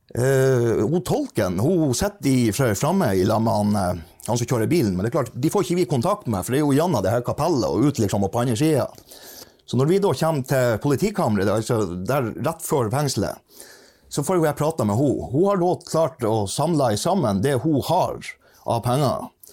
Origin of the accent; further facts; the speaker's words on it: Norway; jeg kom fra Norge